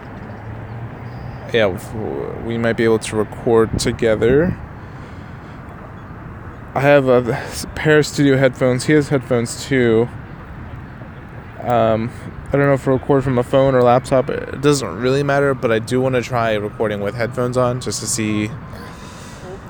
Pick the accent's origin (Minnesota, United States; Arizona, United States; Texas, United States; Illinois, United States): Texas, United States; Houston; also born or lived in New York; we're all from Houston